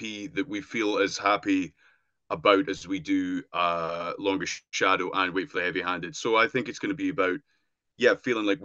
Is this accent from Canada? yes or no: no; Dumfries and Galloway, Scotland, United Kingdom; growing up in Dumfries and Galloway